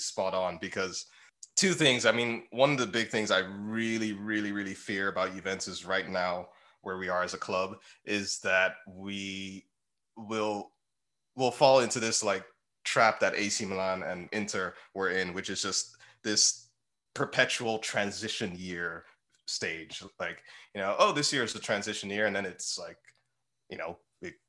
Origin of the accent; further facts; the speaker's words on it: Nigeria; I'm Nigerian, so I grew up, you know, Nigerian household